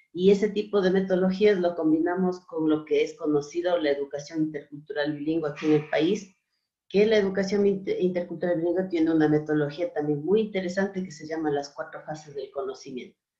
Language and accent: Spanish; Otavalo, Imbabura, Ecuador; yo soy de Imbabura, de Otavalo